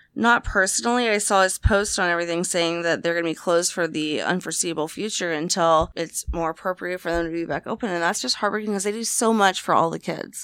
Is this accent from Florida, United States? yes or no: yes; Jacksonville, Florida, United States; my hometown in Duval, Jacksonville, Florida